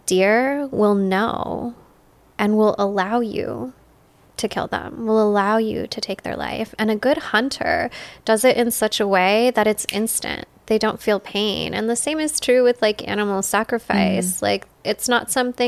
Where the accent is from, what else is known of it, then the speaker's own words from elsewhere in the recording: United States; our culture, American culture